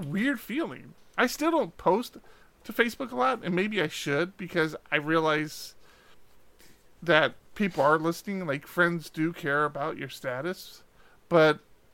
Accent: East Coast, United States; now in West Coast, United States; I grew up on the East Coast

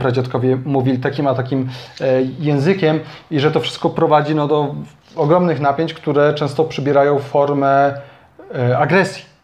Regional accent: Kraków, Lesser Poland, Poland; u nas w Krakowie

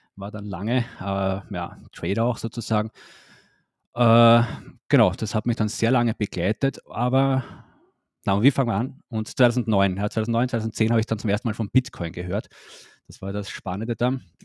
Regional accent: Austria; moved away; ursprünglich komme ich aus Österreich, lebe aber schon länger nicht mehr in Österreich

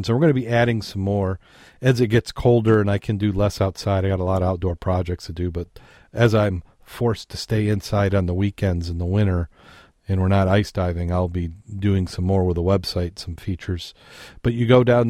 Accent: Michigan, United States; we're from Michigan

